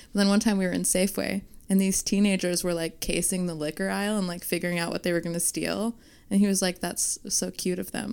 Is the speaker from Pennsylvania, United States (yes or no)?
no; Fresno, California, United States; moved away as an adult; also born or lived in New York; I'm actually from Fresno, California